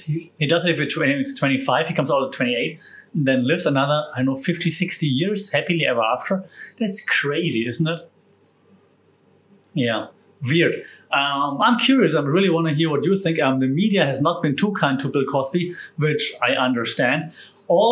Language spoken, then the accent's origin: English; Germany; moved away; my home country of Germany